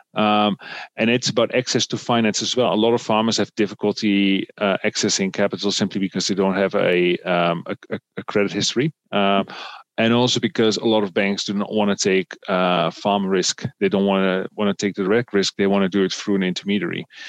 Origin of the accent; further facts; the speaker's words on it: Netherlands; I come from the Netherlands, a, a relatively wealthy country